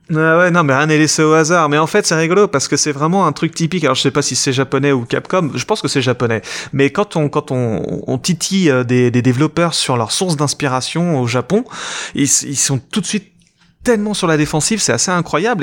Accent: France; en tant que Français

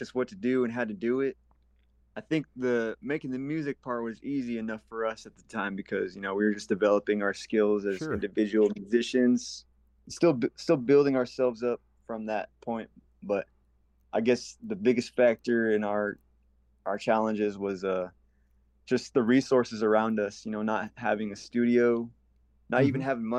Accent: Gila River Indian Community, Arizona, United States; I come from the Gila River Indian community in Arizona

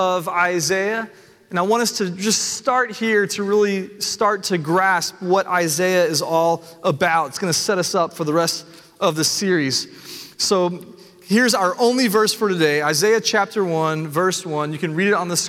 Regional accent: Nashville, Tennessee, United States; I was born and raised in Nashville

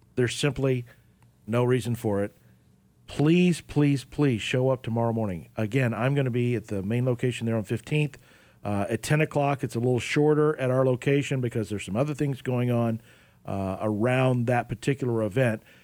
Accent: Oklahoma, United States; myself growing up in Oklahoma

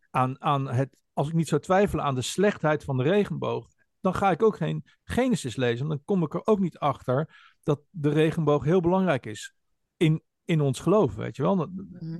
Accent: Netherlands

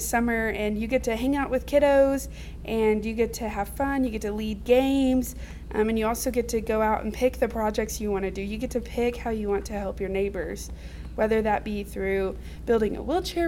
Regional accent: Fort Smith, Arkansas, United States; now in Russellville, United States; I was raised in the Greenwood, Fort Smith area. Now I live in Russellville.

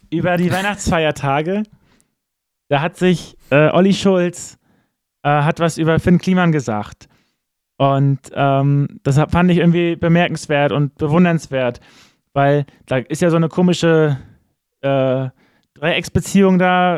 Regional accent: Wusterhusen, Mecklenburg-Vorpommern, Germany; ich bin in Wusterhusen groß geworden

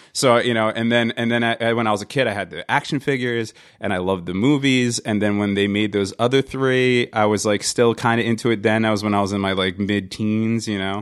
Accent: New Jersey, United States; I'm from New Jersey

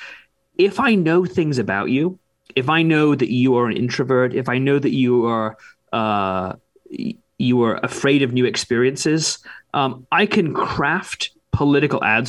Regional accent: United Kingdom; now in United States; the United Kingdom, my home country

